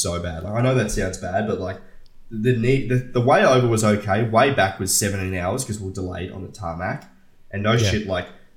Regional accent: Australia; I'm Australian

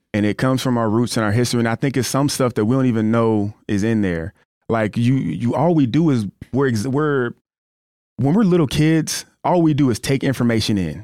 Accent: Florida, United States; moved away; also born or lived in Colorado / South Dakota / Los Angeles / Fresno; I grew up in Florida

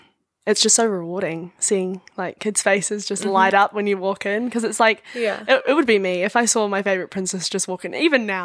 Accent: Raglan, Waikato, New Zealand; now in Hamilton, New Zealand; I've got 4 or 5 other flatmates that we're all from Raglan, and we all moved for, like, study, and I just decided to have a gap year.

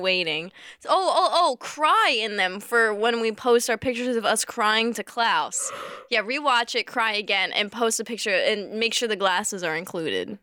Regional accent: near Dorney Park, Pennsylvania, United States; there is a, uh, a, an amusement park by my hometown. It's, like, Mm, mm, a bit of ways, but it's somewhere around us, and I went there almost every day in the summer as a kid

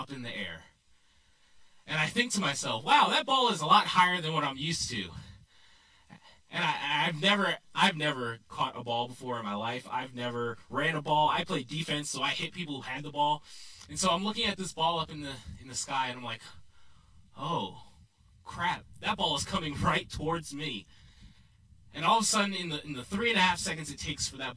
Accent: New York, United States; now in Texas, United States; I grew up in New York

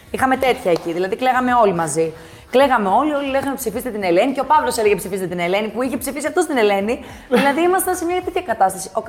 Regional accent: Athens, Attica, Greece; born there; Εγώ έχω γεννηθεί στην Αθήνα. Ναι. Ε, η μαμά μου είχε γεννηθεί στο Καζακστάν.

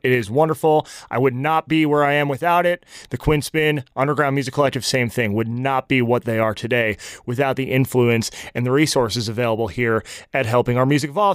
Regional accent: New Jersey, United States; now in Nashville, United States; I'm from New Jersey

